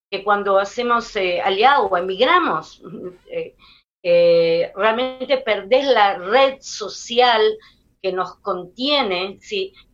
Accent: Israel; un tipo de, eh, de, idioma corporal que es muy israelí, aunque todos somos israelíes

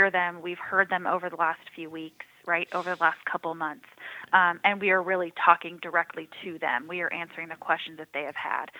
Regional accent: San Diego, California, United States; moved away as an adult; also born or lived in Rock Hill, South Carolina; now in South Carolina, United States; I actually am born and raised in San Diego

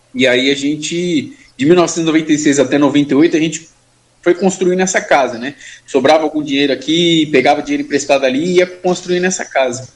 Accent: São Paulo, Brazil; also born or lived in Suzano; eu nasci e fui criado na Zona Leste, Itaquera

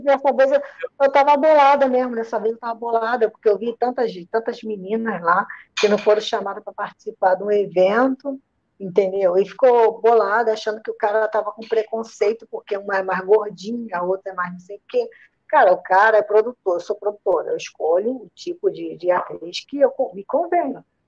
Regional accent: Rio de Janeiro, Brazil; accent: Rio de Janeiro; also born or lived in Maceió, Alagoas; Sotaque de, de, do Rio de Janeiro. Mas só que eu não sou é... carioca, não, tá? Eu, eu não sou carioca, não. Sou alagoana, nasci em Maceió, sou criada no Rio de Janeiro

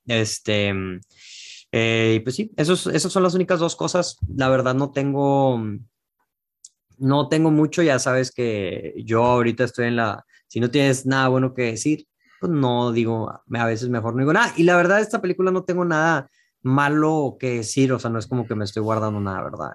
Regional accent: Mexico; yo como mexicano

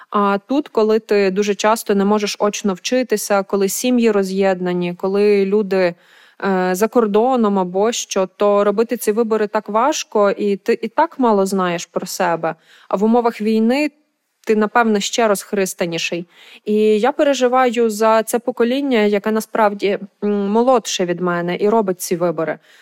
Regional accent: Lviv, Lviv Oblast, Ukraine; мого рідного міста Львова, де я виросла

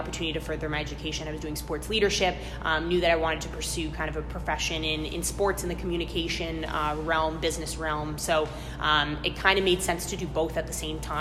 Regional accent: Canada; moved away as an adult; also born or lived in New Jersey; now in Boston, United States; I'm Canadian.

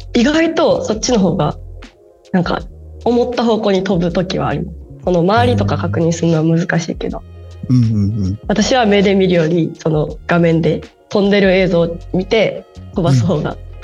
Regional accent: Osaka, Japan; accent: Osaka dialect; ずっと20年間大阪にいます

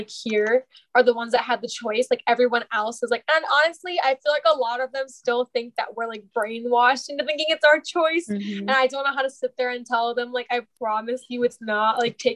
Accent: United States; growing up in America

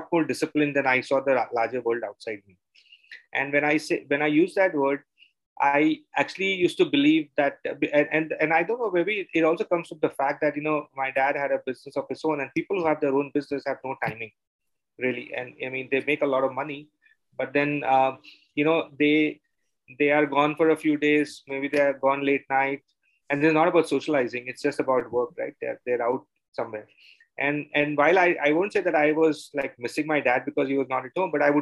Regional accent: Mumbai, Maharashtra, India; moved away as an adult; now in Bangalore, India; I am from Bombay. I grew up in Bombay, and then I moved because of my work to Bangalore almost close to 25 years back.

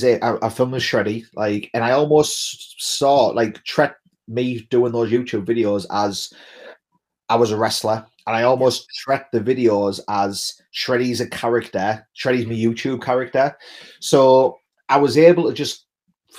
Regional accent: England, United Kingdom; I'm an Englishman

